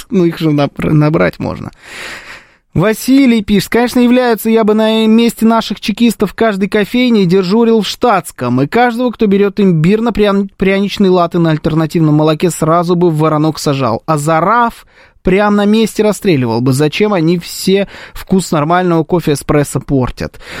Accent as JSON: {"language": "Russian", "country": "Armenia", "said": "Как, и как она должна была понять, что я армянин?"}